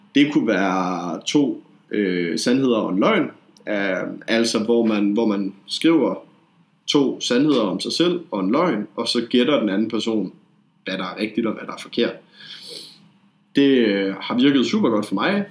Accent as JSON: {"language": "Danish", "country": "Denmark", "said": "jeg er fra Jylland"}